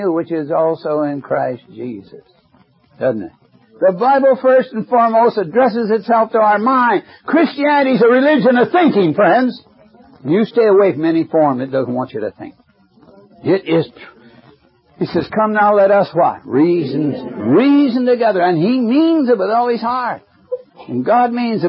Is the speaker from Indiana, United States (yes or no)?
yes; Indiana, United States; my hometown, Indiana, when I went to high school